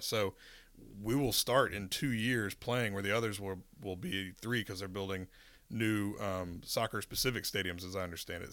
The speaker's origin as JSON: {"language": "English", "town": "Winston-Salem", "region": "North Carolina", "country": "United States", "tie": "born or raised there", "lives_now": "Charlotte, United States", "said": "I grew up in Winston-Salem, which kind of a mid-sized city"}